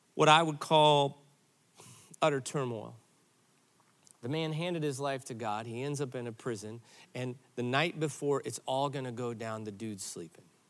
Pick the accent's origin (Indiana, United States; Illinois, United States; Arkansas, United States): Illinois, United States; Granite City; moved away; I grew up in Granite City, Illinois